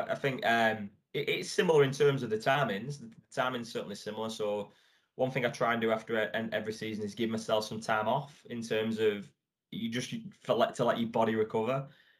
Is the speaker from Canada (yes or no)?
no; England, United Kingdom; I'm like as English as it comes, really, in terms of that.